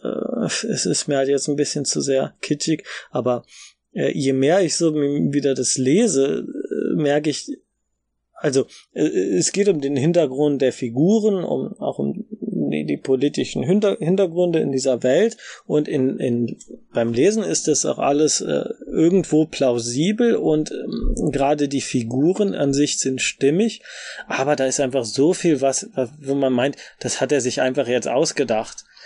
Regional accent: Germany; als Deutsche

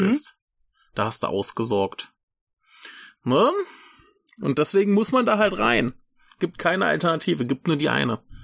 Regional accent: Germany; now in Rhine-Main area, Germany; das Dorf, wo ich herkomme, ist ja eigentlich auch äh, ein weiß nicht, vielleicht ein Fünftel Bauern und der Rest VW-Arbeiter

